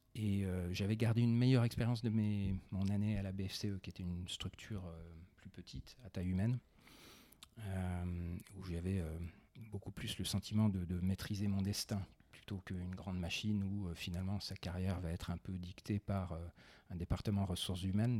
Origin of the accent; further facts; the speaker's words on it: Besançon, Bourgogne-Franche-Comté, France; je suis provincial, j'ai grandi à Besançon